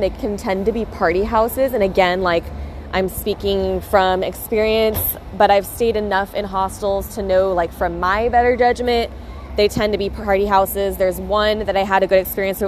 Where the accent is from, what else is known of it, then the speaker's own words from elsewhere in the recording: United States; moved away as an adult; now in Australia; I'm from the States